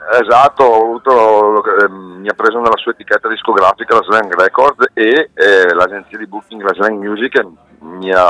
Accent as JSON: {"language": "Italian", "town": "Pisogne", "region": "Lombardy", "country": "Italy", "tie": "born or raised there", "said": "io sono di, Pis- sono di Pisonia, lago di Geo."}